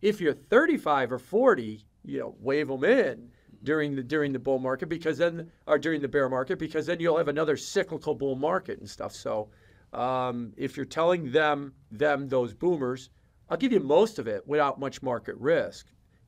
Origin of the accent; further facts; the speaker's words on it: Chicago, Illinois, United States; Yeah, I'm from Chicago.